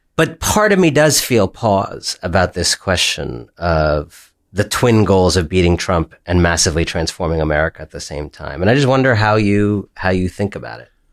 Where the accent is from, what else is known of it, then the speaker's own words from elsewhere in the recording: Ohio, United States; moved away; also born or lived in Michigan; I grew up in Ohio.